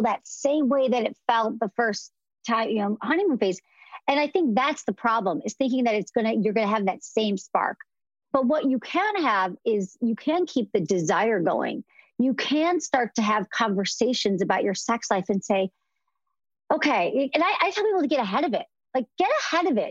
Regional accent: Midwest, United States; I'm from the Midwest.

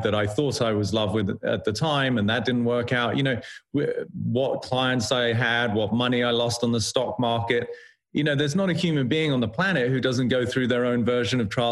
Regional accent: United Kingdom; being British

